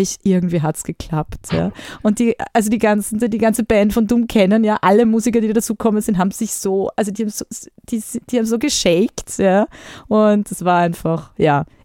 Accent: Austria; bei uns in Österreich

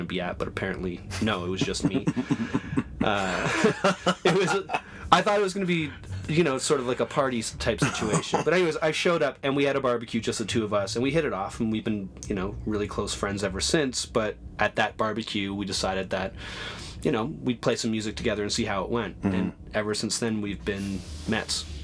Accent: Oshawa, Ontario, Canada; also born or lived in Toronto; I'm from just outside of Toronto. I grew up in Oshawa. Yeah, then I moved in with my father in Toronto when I was about 12. And I've been in Toronto ever since.

